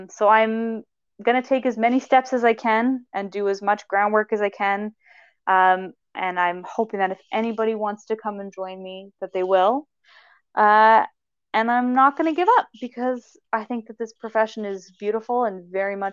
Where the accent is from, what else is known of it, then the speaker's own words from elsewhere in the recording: Nova Scotia, Canada; also born or lived in Halifax, Canada; now in Winnipeg, Canada; growing up in Nova Scotia